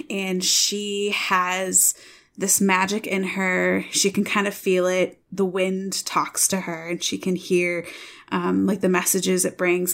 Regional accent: Michigan, United States; now in Iowa, United States; I am from Michigan

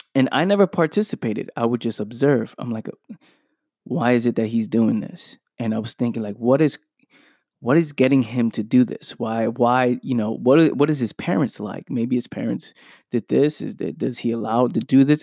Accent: New York City, New York, United States; as a kid growing up in the Bronx

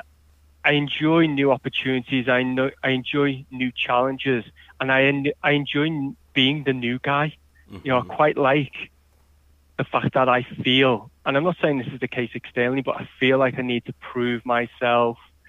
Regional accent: Liverpool, North West England, United Kingdom; also born or lived in Leeds; I moved back to closer to Liverpool, my hometown

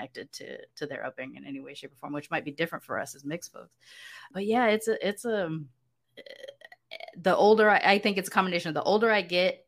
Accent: United States; moved away as an adult; now in Mexico; I'm from the United States.

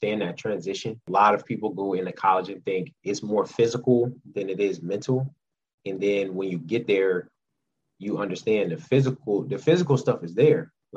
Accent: Florida, United States; moved away; I grew up in Florida, so I was a Gator fan

